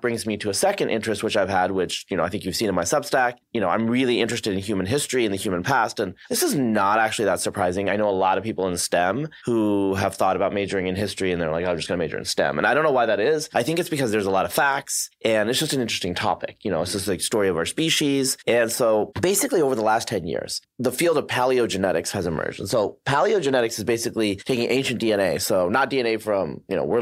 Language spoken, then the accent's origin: English; Oregon, United States; also born or lived in Bangladesh / upstate New York; I spent most of my, I'd say, formative years, adolescence in Oregon, Eastern Oregon, Western Oregon